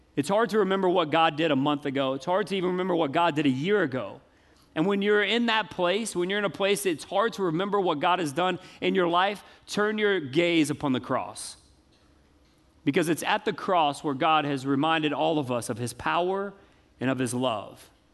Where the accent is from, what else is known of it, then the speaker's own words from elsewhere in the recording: the South, United States; I grew up in the South my whole life.